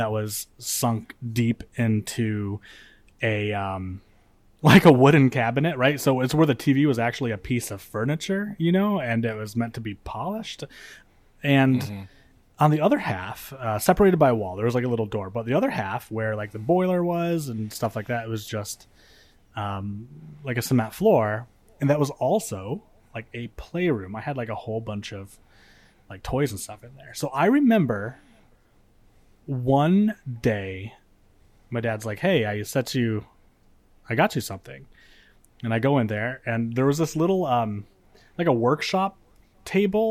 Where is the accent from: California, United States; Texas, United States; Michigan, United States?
Michigan, United States; moved away; So I grew up in Michigan, and in Michigan we have basements